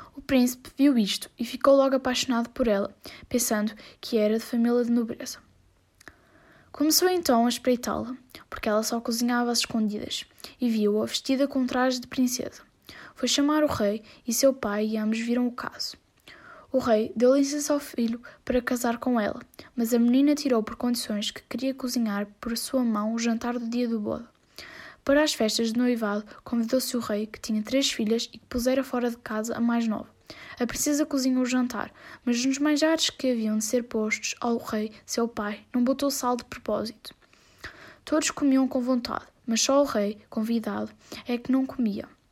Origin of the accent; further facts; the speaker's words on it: Portugal; tenho 13 anos e sou de Portugal